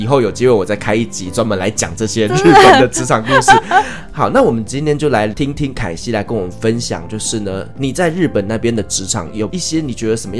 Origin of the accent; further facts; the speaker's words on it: Taiwan; 以我们台湾人的角度来看